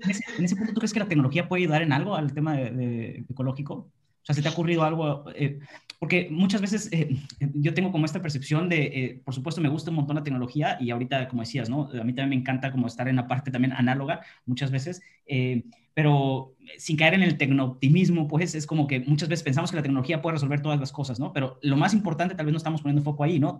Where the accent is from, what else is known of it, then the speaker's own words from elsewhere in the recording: Mexico; moved away; Jorge y yo somos mexicanos